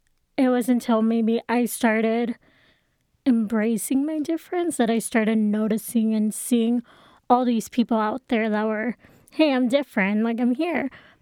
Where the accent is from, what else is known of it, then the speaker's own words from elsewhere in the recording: Texas, United States; I was in a public Catholic school, or not public, private Catholic school.